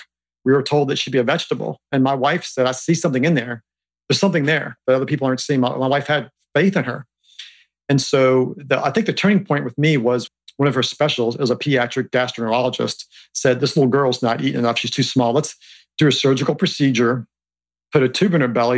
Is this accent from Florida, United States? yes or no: no; Harrisonburg, Virginia, United States; growing up in Harrisonburg, which is a small town in Virginia